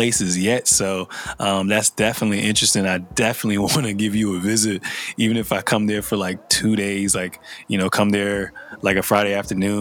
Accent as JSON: {"language": "English", "country": "Liberia", "moved": "yes", "said": "I'm from Liberia in West Africa"}